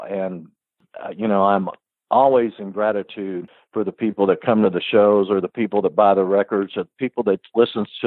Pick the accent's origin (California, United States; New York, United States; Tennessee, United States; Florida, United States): New York, United States; Woodstock; moved away; also born or lived in Kentucky; I grew up in Woodstock, New York